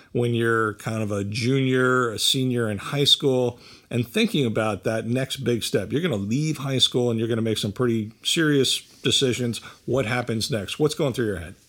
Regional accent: Bridgewater, New Jersey, United States; I grew up in Bridgewater, uh, which is a little bit away

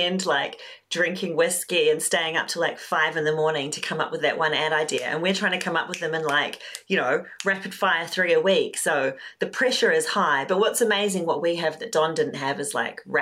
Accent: New Zealand; moved away as an adult; also born or lived in London, United Kingdom; So I'm Kiwi, New Zealander, but I moved to London 15 years ago

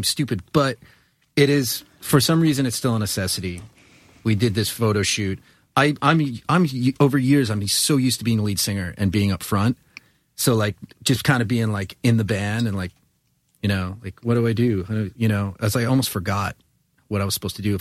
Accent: Long Island, New York, United States; I'm from Long Island.

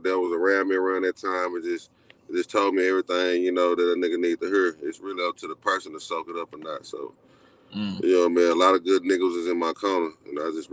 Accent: Dallas, Texas, United States; I'm from Oak Cliff. Went to school in South Dallas, graduated from Lincoln in 03.

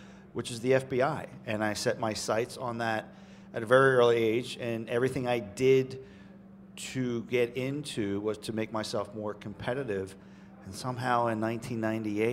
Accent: Jersey Shore, New Jersey, United States; when I was in high school, growing up on the Jersey Shore

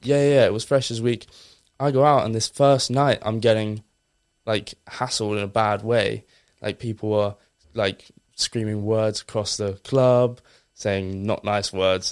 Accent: Essex, East of England, United Kingdom; a very normal kid from Essex

